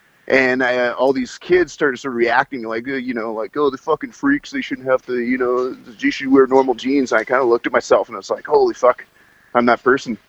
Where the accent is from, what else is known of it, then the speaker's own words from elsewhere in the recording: Calgary, Alberta, Canada; I'm from Calgary. Yeah, we're based out of Calgary